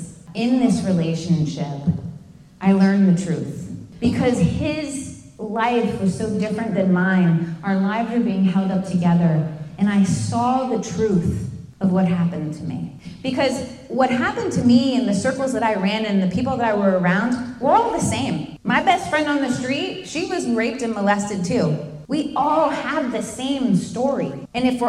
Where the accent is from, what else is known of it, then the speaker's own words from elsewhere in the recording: Fort Lauderdale, Florida, United States; moved away as an adult; I was a street kid from Fort Lauderdale